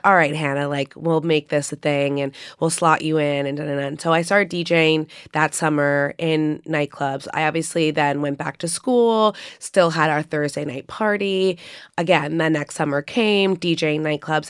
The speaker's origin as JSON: {"language": "English", "town": "New York City", "region": "New York", "country": "United States", "tie": "born or raised there", "said": "growing up in New York, my mom is really hands-on in the art world."}